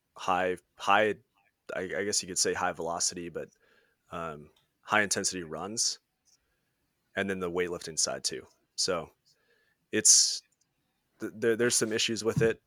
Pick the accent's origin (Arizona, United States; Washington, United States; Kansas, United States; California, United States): Washington, United States; I'm from Washington State.